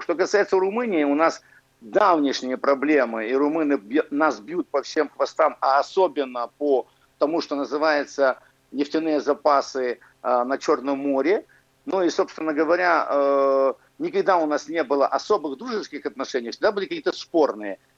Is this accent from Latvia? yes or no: no; Ukraine; я же родился в Украинской Советской Социалистической Республике